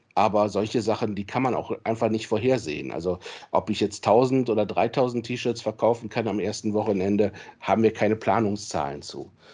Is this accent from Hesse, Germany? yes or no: no; Solingen, North Rhine-Westphalia, Germany; moved away as an adult; also born or lived in Marburg / Cologne; Ich komme aus Solingen gebürtig, äh, wohne auch inzwischen wieder in Solingen